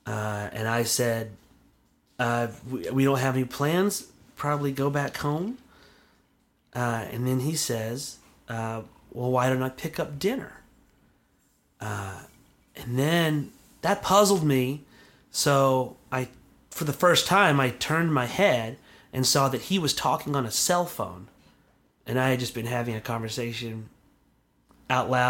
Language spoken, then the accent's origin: English; Alabama, United States; I grew up out in Alabama, out in the woods, small town